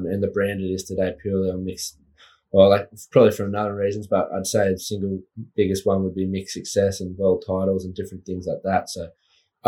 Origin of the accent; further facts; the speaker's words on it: Evans Head, New South Wales, Australia; also born or lived in Lismore / Woodburn; I've been born in Evans Head.